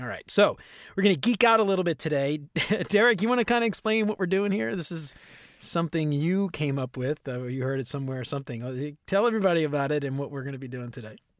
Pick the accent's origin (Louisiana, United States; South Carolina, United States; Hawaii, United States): Louisiana, United States; New Orleans; growing up in New Orleans